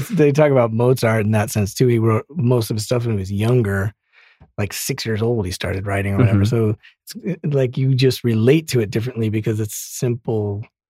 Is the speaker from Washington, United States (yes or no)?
no; Colorado, United States; also born or lived in Boston; now in Los Angeles, United States; up in the burbs, like as suburban as it gets, but I always wanted to be in the city, always. And I grew up in Colorado, so it was near mountains and lots of wilderness.